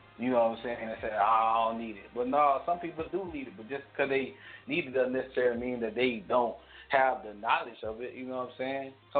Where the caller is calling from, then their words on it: Detroit, Michigan, United States; Calling from Detroit, Michigan.